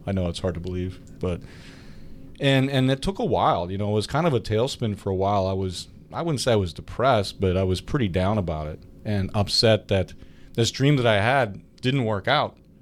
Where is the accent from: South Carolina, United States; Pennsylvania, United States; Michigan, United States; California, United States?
Pennsylvania, United States; Clarion; I went to Clarion University, my hometown university